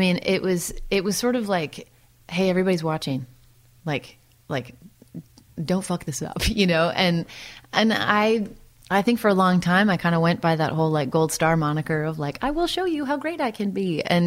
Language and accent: English; Santa Cruz, California, United States; also born or lived in Midwest / East Coast / Los Angeles; now in Nashville, United States; I grew up in Santa Cruz. I lived a couple other places like in the Midwest and the East Coast, and then but out to Santa Cruz before I was 10.